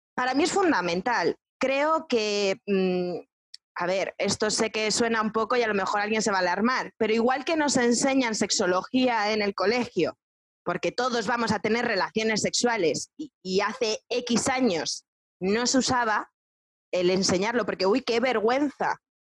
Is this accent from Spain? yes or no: yes; Spain; Yo soy una, española banderada, ¿no? Pero pero sí, porque amo España y amo todo lo que tenemos